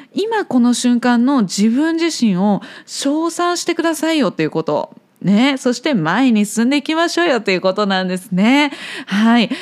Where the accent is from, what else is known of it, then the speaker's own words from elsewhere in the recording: Japan; 私たち日本という国が